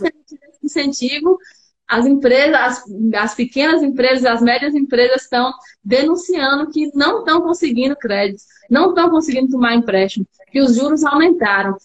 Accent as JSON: {"language": "Portuguese", "town": "Natal", "region": "Rio Grande do Norte", "country": "Brazil", "said": "Eu sou aqui de Natal mesmo, tenho família cearense, quase toda a família cearense, mas sou de Natal"}